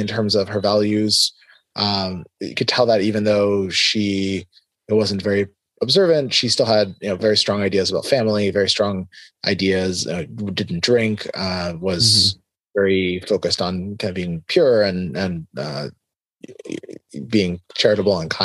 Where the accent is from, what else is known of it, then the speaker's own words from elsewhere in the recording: South Florida, United States; also born or lived in Tel Aviv, Israel; We moved to the U.S. when I was pretty young. I was 3 and a half when we moved to Florida, and I grew up in Florida, in South Florida